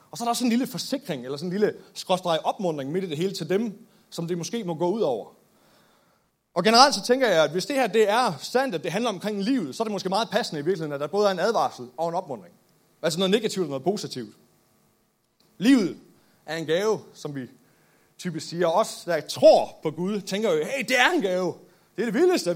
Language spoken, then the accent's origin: Danish; Nykøbing Mors, North Denmark Region, Denmark; Født og opvokset i Nykøbing Mors